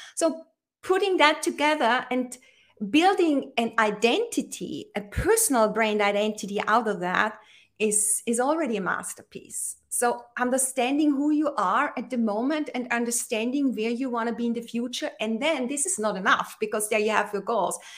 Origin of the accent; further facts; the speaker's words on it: Austria; I am in Austria. I'm originally from Austria